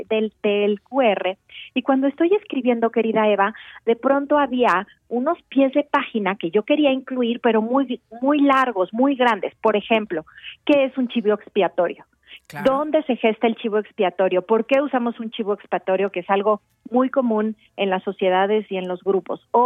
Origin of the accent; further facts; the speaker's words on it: Mexico; fue un parto que dio a luz lo que hoy somos los mexicanos